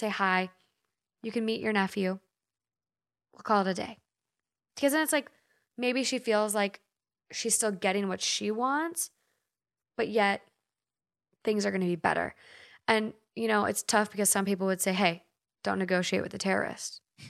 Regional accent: Minnesota, United States; now in Los Angeles, United States; We're from Minnesota. If you're not familiar with Minnesota or the Midwest, some Midwest places call the things that you get from a store, we say bag.

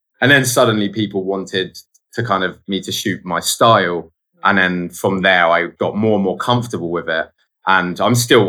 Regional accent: Guildford, South East England, United Kingdom; also born or lived in London; I grew up just outside of London, but like in a place called Guildford

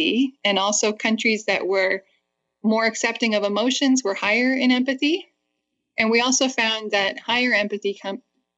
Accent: Canada; moved away as an adult; now in United States; I'm a Canadian, and I had just moved to the States in fall 2001

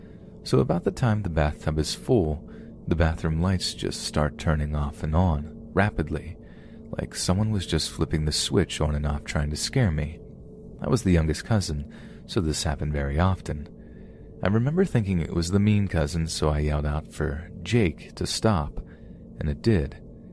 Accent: Houston, Texas, United States; I was born and raised in Houston my whole life due to my parents getting jobs in the oil industry.

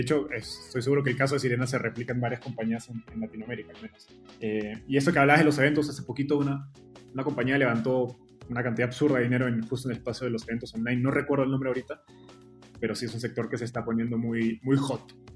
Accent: Peru; en Perú, de donde yo soy

